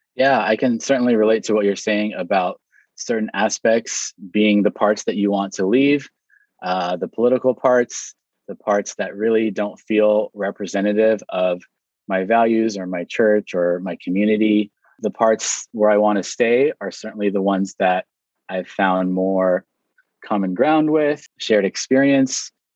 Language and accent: English; Hawaii, United States; I was born here in Hawaii.